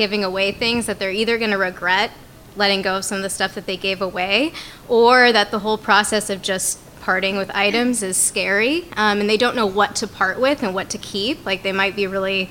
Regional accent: Santa Barbara, California, United States; moved away as an adult; now in San Diego, United States; I am from Santa Barbara, but I've lived in San Diego for about 8 years now

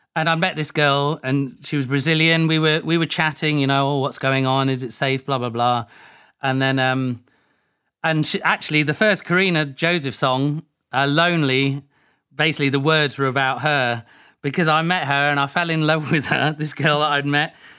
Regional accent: Leicester, East Midlands, United Kingdom; moved away; also born or lived in Ibstock / Woodhouse Eaves / Brixton, London; I'm from Leicester. I was born in Leicester.

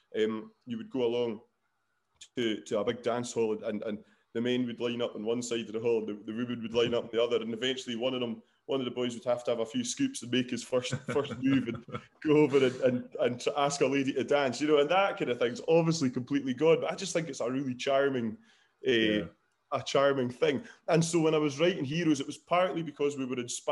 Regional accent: West Highlands, Scotland, United Kingdom; Yeah, we're all from the Highlands. I'm from the West Highlands

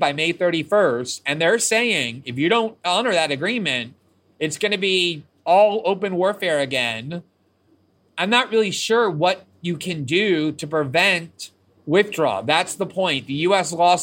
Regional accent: United States; I'm American

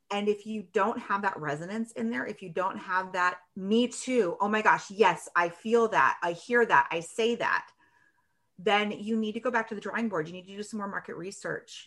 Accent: Washington, United States; now in Michigan, United States; I am actually in Michigan. I grew up in Washington State.

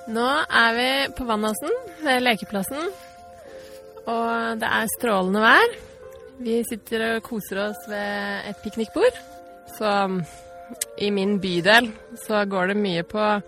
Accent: Stavanger, Rogaland, Norway; also born or lived in Trondheim, Norway; Jeg har bodd i Stavanger hele livet, vokste opp på Hillevåg, og så flyttet til Gausel som tolvåring

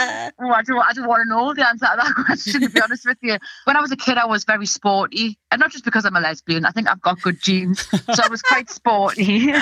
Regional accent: North East England, United Kingdom; accent: Geordie; But my accent's gone all weird from doing comedy because I've had to soften it and change it and adapt it so everyone can understand. And now I can hear myself saying Scouse things, which is just diabolical to mix Geordie and Scouse.

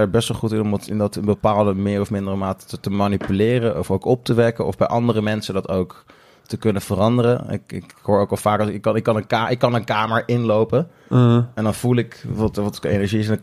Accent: The Hague, South Holland, Netherlands; ja, wij zijn … we zijn met z'n vieren en we komen uit Den Haag en we komen spelen.

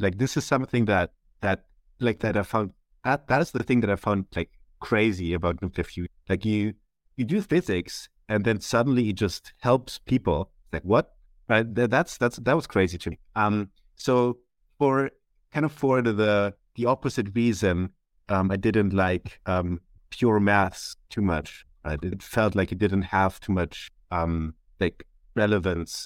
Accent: Germany; moved away as an adult; now in Switzerland; I'm from Germany. Um, as you might not, might not hear from my accent, um, but I've recently moved to Switzerland to, to do my P H D

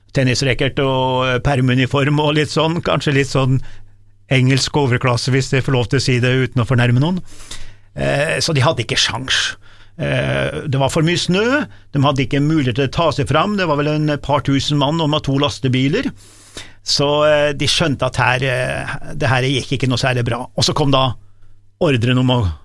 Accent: Dombås, Innlandet, Norway; jeg kommer fra Domås

